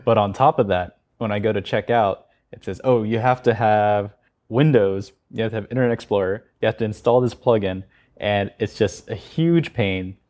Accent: United States; moved away as an adult; now in South Korea; I'm American and I went to school in the U S

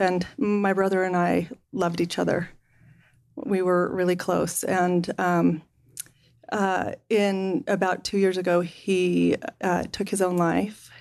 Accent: Salt Lake City, Utah, United States; I grew up in Salt Lake

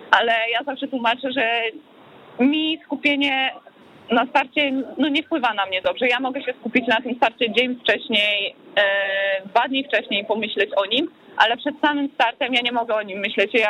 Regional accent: Ćwiklice, Silesian Voivodeship, Poland; Tak, ja, ja kocham Śląsk, a, moje ćwiklice to, to, już totalnie.

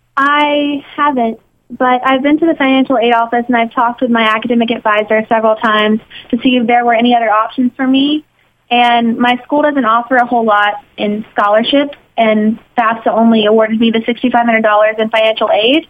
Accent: Mississippi, United States; moved away as an adult; now in New York, United States; I'm from Mississippi

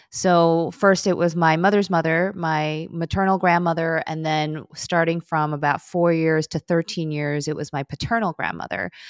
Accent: Chicago, Illinois, United States; first language Korean; English is a second language; I'm in Chicago.

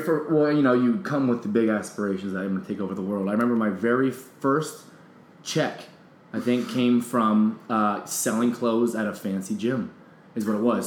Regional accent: Kane, Pennsylvania, United States; moved away as an adult; now in New York, United States; I'm from a small town in, in, Pennsylvania, in the middle of the woods called Kane, Pennsylvania

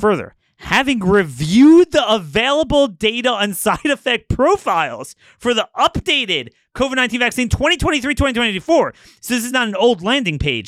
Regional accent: Maryland, United States; I'm from Maryland.

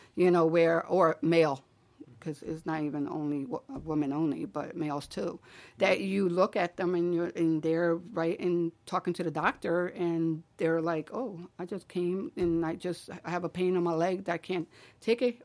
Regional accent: Philadelphia, Pennsylvania, United States; I grew up in, in Wallace Street.

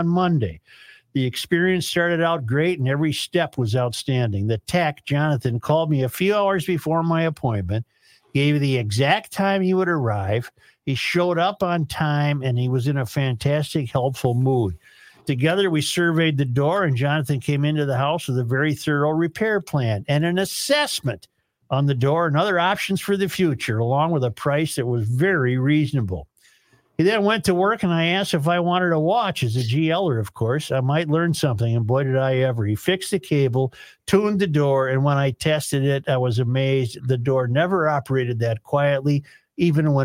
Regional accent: Minnesota, United States; I'm from Minnesota

